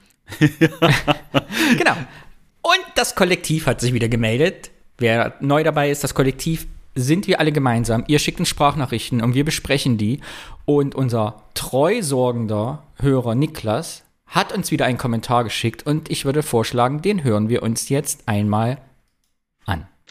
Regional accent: northern Thuringia, Germany; ich komme ja aus, äh, aus dem Norden Thürings, bei uns ist es ja etwas bergig

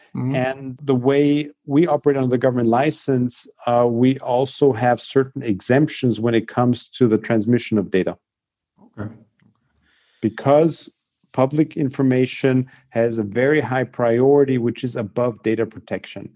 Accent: Austria; I grew up in Austria

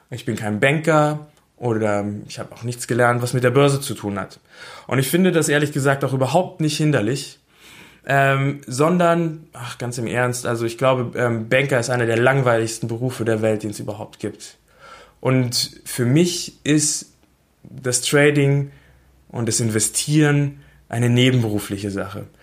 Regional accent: Berlin, Germany; Ich ähm, komme aus Berlin, ich bin in Berlin geboren und ich wohne immer noch in Berlin.

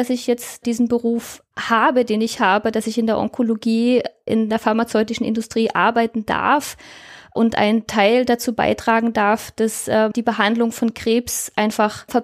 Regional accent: Germany; now in Austria; Also ich lebe seit mittlerweile über zehn Jahren in Österreich. Ich komme ursprünglich aus Deutschland, wie man eventuell an meinem Dialekt erkennen kann. Auch wenn äh, die Deutschen alle glauben, ich bin aus Österreich.

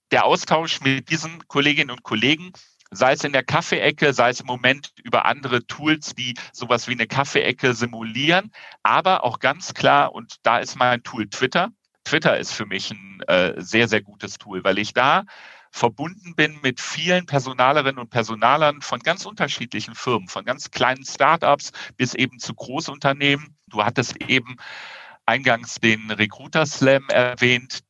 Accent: Rhineland, Germany; als Rheinländer eher lauter denn leiser bin

